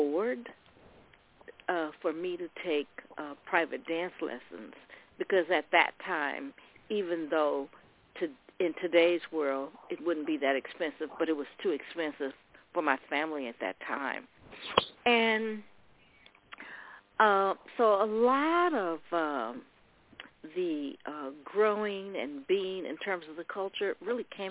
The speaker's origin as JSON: {"language": "English", "town": "Oakland", "region": "California", "country": "United States", "tie": "born or raised there", "said": "I grew up in Oakland"}